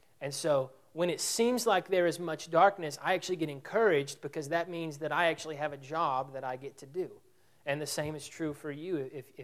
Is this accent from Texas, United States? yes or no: yes; Abilene, Texas, United States; also born or lived in Skien, Norway; I am from Abilene. And so Abilene is not near as small as Quanah